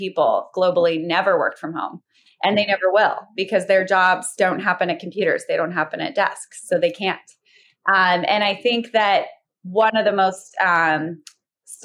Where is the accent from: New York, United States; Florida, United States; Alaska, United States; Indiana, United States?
Alaska, United States; I grew up in Alaska